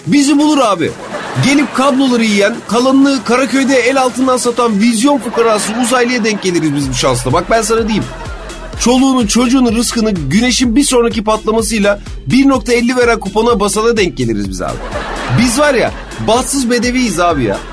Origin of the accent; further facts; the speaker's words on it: Turkey; ben bu memlekette doğdum, büyüdüm